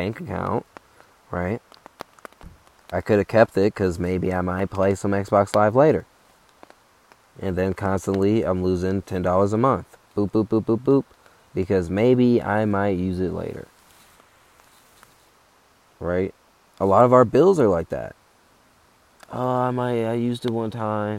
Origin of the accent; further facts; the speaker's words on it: Chicago, Illinois, United States; I'm from Chicago